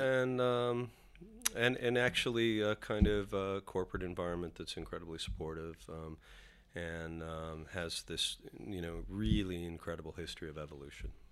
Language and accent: English; Canada; moved away as an adult; now in New York, United States; identify as a Canadian